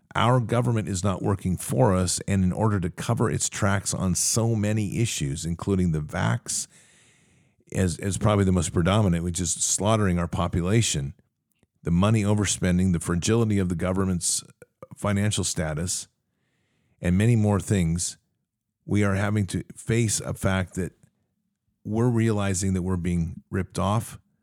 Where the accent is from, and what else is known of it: United States